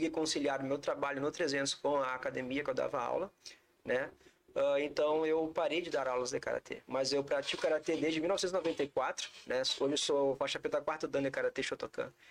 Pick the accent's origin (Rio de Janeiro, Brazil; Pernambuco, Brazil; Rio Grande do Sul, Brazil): Rio Grande do Sul, Brazil; Júlio de Castilhos; also born or lived in Roraima; Eu sou natural de Júlio de Castilhos